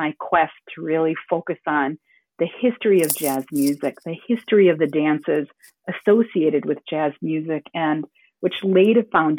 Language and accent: English; Minneapolis, Minnesota, United States; moved away; also born or lived in New York; I'm from Minneapolis